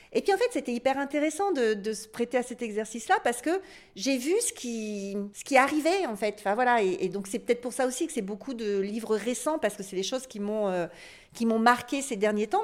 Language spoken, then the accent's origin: French; north of France, France; je viens du Nord, dans le Nord de la France